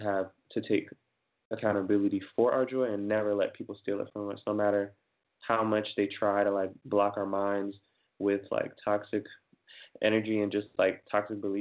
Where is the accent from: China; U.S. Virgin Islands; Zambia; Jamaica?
Jamaica; I'm Jamaican, and we have like kind of values